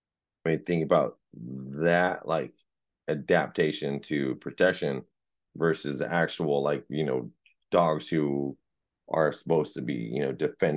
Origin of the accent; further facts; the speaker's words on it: San Jose, California, United States; I'm a city boy. I was raised in Eastside San Jose